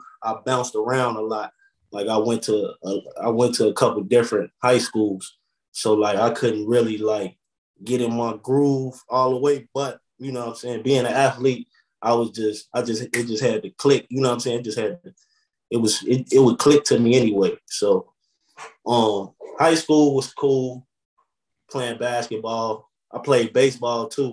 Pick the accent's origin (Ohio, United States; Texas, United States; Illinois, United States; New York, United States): Illinois, United States; Chicago; now in Atlanta, United States; It was good growing up on the east side